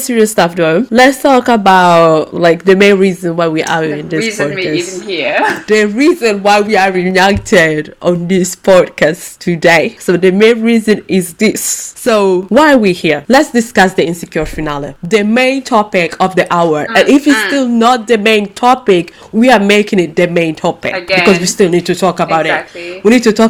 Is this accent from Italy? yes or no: yes; Italy; now in London, United Kingdom; when I was little growing up in Italy